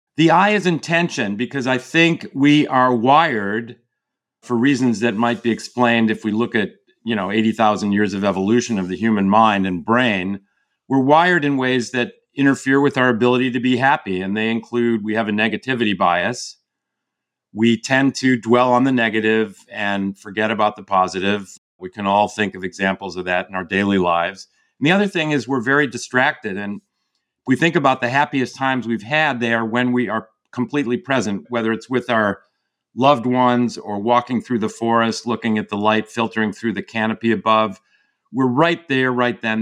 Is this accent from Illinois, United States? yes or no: yes; outside of Chicago, the Midwest, Illinois, United States; now in California, United States; I grew up in the Midwest outside of Chicago